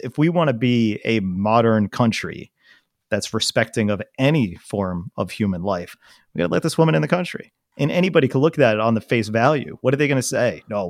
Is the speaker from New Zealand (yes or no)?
yes; New Zealand; even though I'm from New Zealand. Like, yes. Guys, I live there.